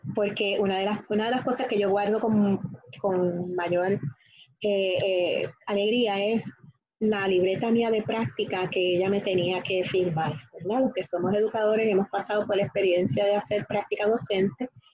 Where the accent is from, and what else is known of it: Guayama, Puerto Rico; born or raised there; also born or lived in New York, United States